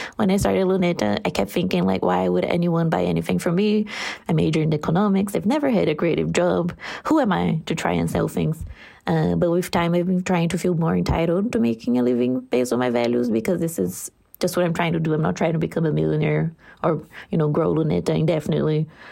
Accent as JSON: {"language": "English", "country": "Brazil", "second_language": "English", "said": "'cause I'm Brazilian, so English is not my first language"}